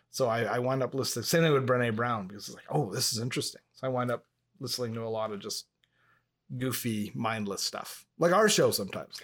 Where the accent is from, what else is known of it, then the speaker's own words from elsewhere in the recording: Montreal, Quebec, Canada; first language English; I grew up in proximity to Montreal